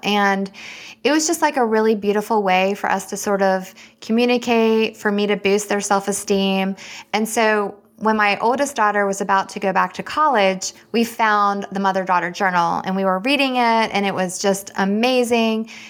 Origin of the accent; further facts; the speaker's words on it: Richmond, Virginia, United States; moved away as an adult; also born or lived in Alabama; now in Winston-Salem, United States; I'm actually from Richmond, Virginia, and that's where I was born and raised, and I went to the University of Alabama